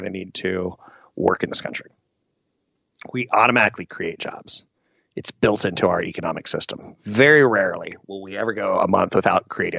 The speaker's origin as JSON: {"language": "English", "country": "United States", "said": "me being American"}